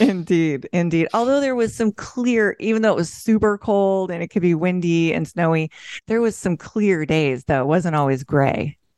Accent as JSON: {"language": "English", "region": "Pacific Northwest", "country": "United States", "said": "I'm from the Pacific Northwest, where it's pretty"}